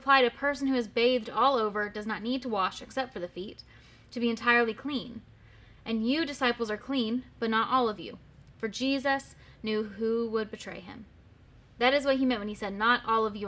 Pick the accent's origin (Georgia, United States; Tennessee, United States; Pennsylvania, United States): Tennessee, United States; Murfreesboro; moved away as an adult; also born or lived in Knoxville, Tennessee; now in Blount County, United States; I grew up in Murfreesboro, Tennessee, went to Knoxville for school, and then decided to stick around